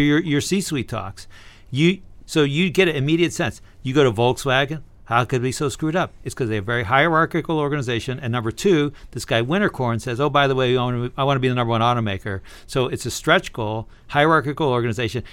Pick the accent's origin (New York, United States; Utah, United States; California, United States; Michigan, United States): California, United States; Berkeley; I was born in Berkeley, California, in 1959.